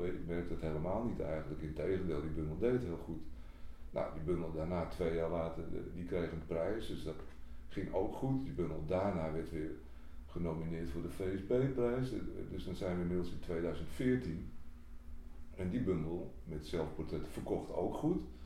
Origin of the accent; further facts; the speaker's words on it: Bergen, North Holland, Netherlands; Ik kom uit Bergen